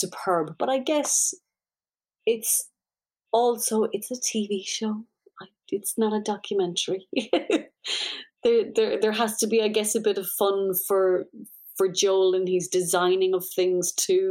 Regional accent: Ireland; being Irish

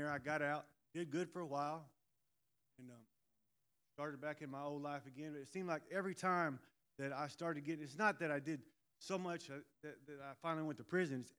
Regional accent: Hammond, Indiana, United States; I'm 51. So he's been in the ministry for a long time. I was born in Hammond, Indiana

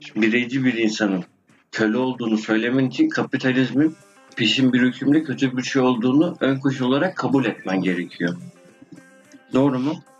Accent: Turkey; first language Turkish; Doğduğum, büyüdüğüm yer

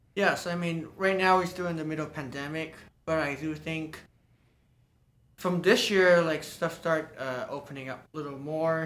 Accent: Hong Kong; moved away as an adult; also born or lived in London / Los Angeles; now in San Francisco, United States; I was born in Hong Kong, and I spend most of the time there learning Chinese percussion and Western percussion.

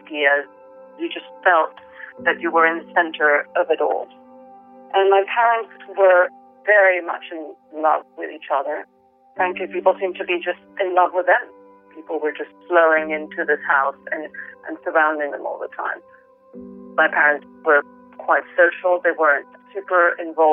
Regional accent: Venezuela; now in London, United Kingdom; I grew up in the Venezuela of the 70s and 80s

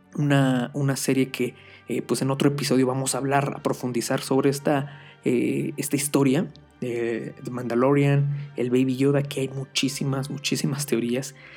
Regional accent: Mexico; Aquí soy de México

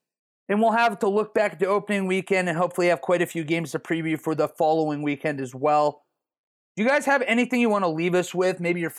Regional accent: Ohio, United States; We're all from Ohio.

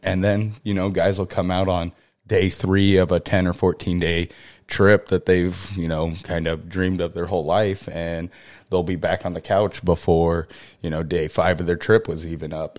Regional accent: Kodiak, Alaska, United States; I was born on Kodiak. My family's been there

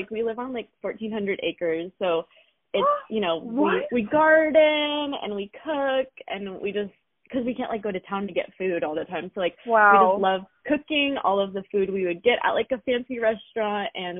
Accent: Seattle, Washington, United States; because we came from Seattle, Washington. It's like the most populated area

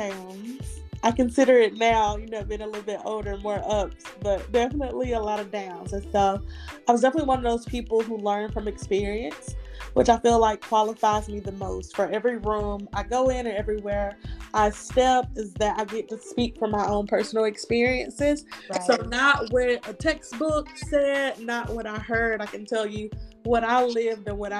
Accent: Montgomery, Alabama, United States; I'm from Montgomery, Alabama.

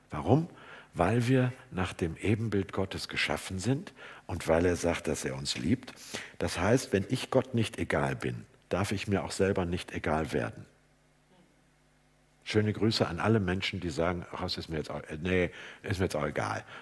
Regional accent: Hamburg, Germany; würde ich als Hamburger sagen

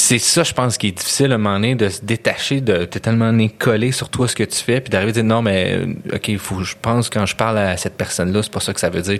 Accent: Montreal, Quebec, Canada; moi, je viens de Montréal

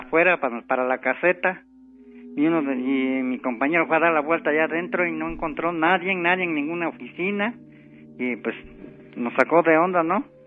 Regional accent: Tepotzotlán, State of Mexico, Mexico; Somos de aquí de, de Tepozotlán

